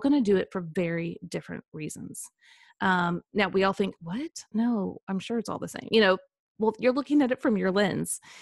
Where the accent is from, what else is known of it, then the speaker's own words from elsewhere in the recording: Kansas City, United States; also born or lived in Saint Louis; now in Franklin, United States; I grew up in the Midwest, so a lot of flatlands, um, so I grew up in Kansas City